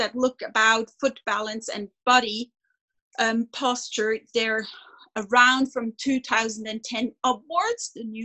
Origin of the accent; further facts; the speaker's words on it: Switzerland; I'm a veterinarian from Switzerland